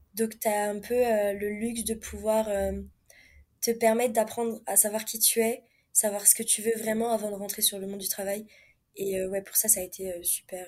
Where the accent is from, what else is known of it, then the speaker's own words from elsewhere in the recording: France; moved away as an adult; also born or lived in Montreal, Canada; now in Mexico; notre façon à nous parler en tant que Français